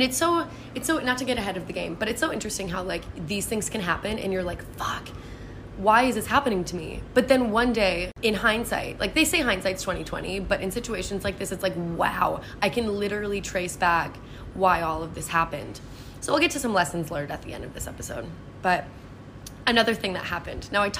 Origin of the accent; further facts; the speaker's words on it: United States; as an American who hasn't really ever been on like a motorcycle